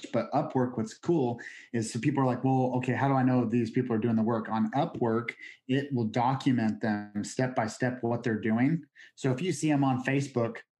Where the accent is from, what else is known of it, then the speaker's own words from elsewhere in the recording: Oregon, United States; moved away; also born or lived in Idaho; I'm originally from Oregon, and being out in Idaho